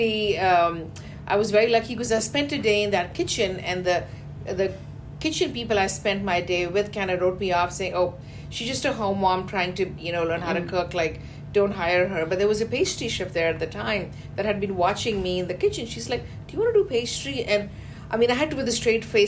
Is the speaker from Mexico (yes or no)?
no; India; moved away as an adult; also born or lived in Canada; now in Houston, United States; from India, I first went to Canada.